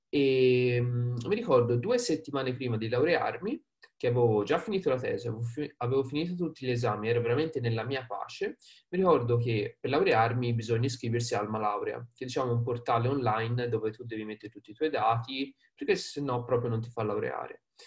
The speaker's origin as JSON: {"language": "Italian", "town": "Prato", "region": "Tuscany", "country": "Italy", "accent": "Tuscan", "said": "vengo da Prato. Prato, diciamo, vicino Firenze, quindi Toscana, come magari avrete sentito dall'accento"}